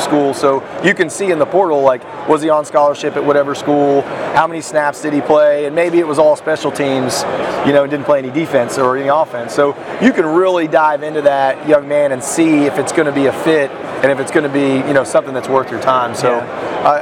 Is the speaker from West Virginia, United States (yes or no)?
yes; West Virginia, United States; I'm from West Virginia. We're a small community.